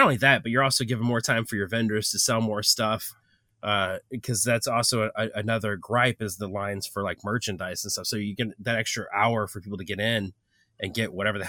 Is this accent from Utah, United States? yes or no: no; St. Louis, Missouri, United States; Obviously, we are from St. Louis, and so to get to Grand Rapids was a little bit of a trek.